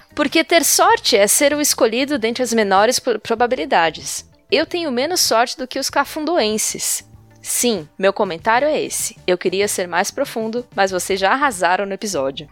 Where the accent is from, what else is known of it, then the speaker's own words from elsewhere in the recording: Brazil; eu nasci por um acidente aqui